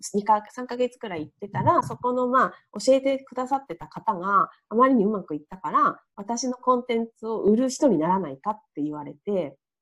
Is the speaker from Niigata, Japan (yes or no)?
yes; Niigata, Japan; moved away; 私の実家新潟で離れている